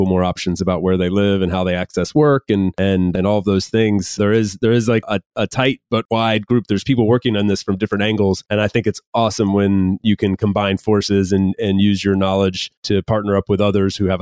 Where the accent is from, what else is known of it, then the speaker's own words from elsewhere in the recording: United States; I'm from the US